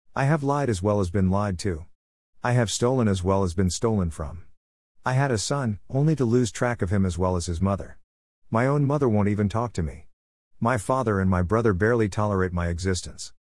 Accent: United States; moved away as an adult; now in Thailand; my home country of the United States

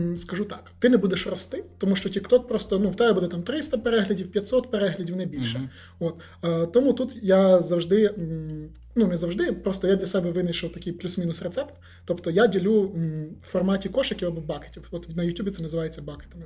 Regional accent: Volyn Oblast, Ukraine; Я сам з Волині

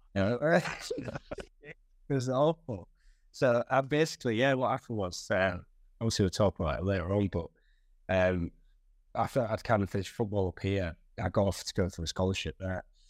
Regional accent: Hull, Yorkshire and the Humber, United Kingdom; I was born in Castle Hill, in Hull

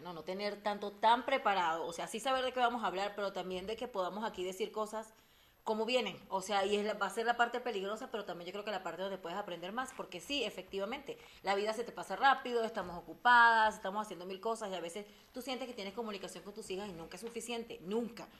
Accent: Venezuela; soy somos venezolanas, ¿verdad? Que eso es importante, por eso hablamos un poco rápido

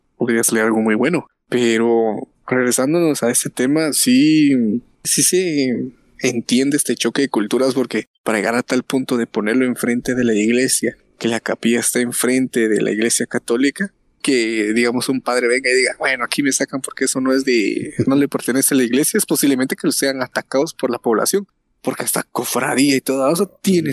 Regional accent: Guatemala; somos guatemaltecos

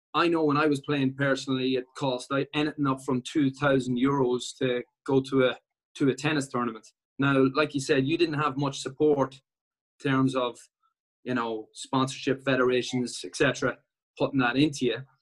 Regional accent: Ireland

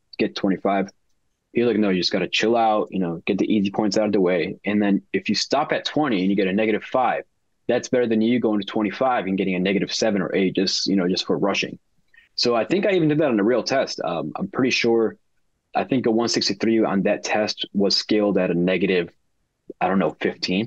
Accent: Chicago, Illinois, United States; born and raised in Chicago.

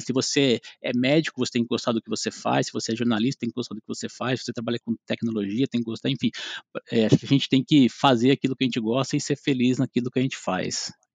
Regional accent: interior of São Paulo, Brazil; sou do interior de São Paulo, moro em Lençóis Paulista, é, é, bem próximo a Bauru.

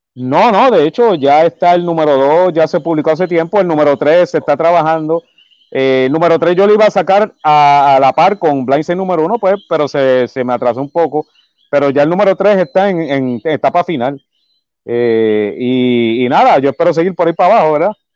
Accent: Humacao, east of Puerto Rico, Puerto Rico; yo soy del pueblo de Humacao, yo soy del área este de Puerto Rico. Eh, ahora mismo, este, pues sí, he, he vivido toda mi, bueno, toda mi vida

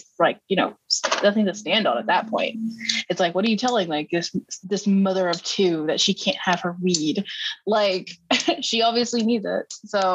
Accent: Texas, United States; as a Texan and as somebody who was also in the industry

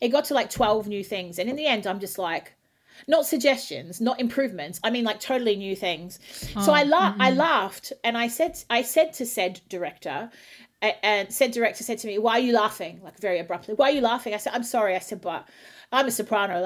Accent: Australia; moved away; I'm an Aussie

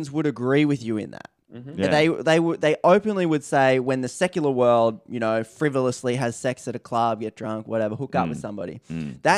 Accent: Australia; we're Australian

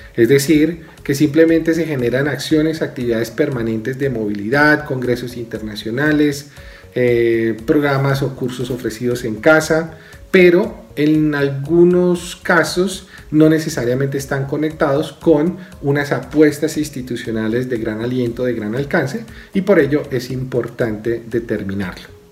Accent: Colombia

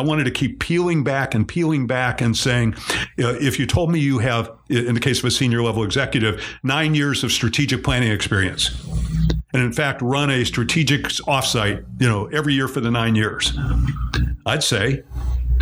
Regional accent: Cleveland, Ohio, United States; I'm from Cleveland

